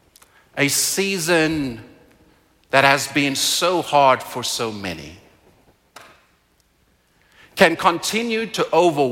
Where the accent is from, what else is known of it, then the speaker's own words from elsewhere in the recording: South Africa; now in Calgary, Canada; I am from South Africa, and in South Africa, the place that I was raised, hunger is very visible.